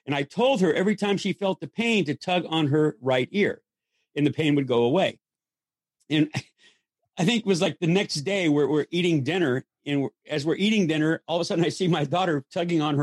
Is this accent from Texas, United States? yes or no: no; Los Angeles, California, United States; I grew up in Hollywood